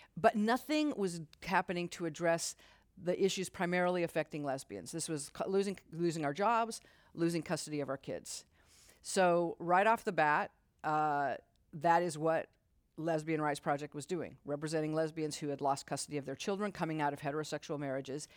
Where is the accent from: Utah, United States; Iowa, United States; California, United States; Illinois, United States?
Utah, United States; moved away as an adult; I grew up Mormon in Utah